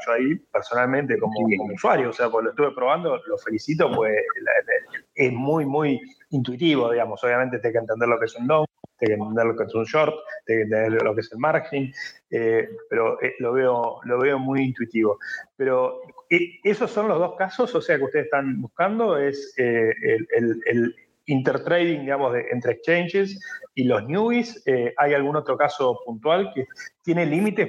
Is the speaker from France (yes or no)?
yes; France; accent: French; Spanish is a second language; also born or lived in Hong Kong; somos los tres franceses, pero quizás lo sabe ahora con mi acento